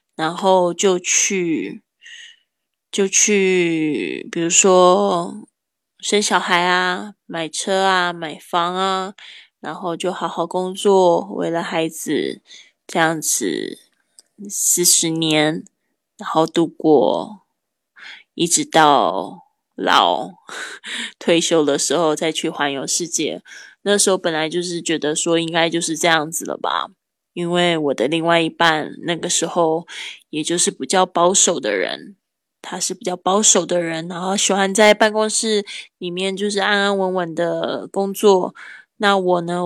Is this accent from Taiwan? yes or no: yes; Kaohsiung, Taiwan; moved away as an adult; also born or lived in Spain; 我还在这个西班牙居住了三年的时间。然后最近呢，我回到我的老家高雄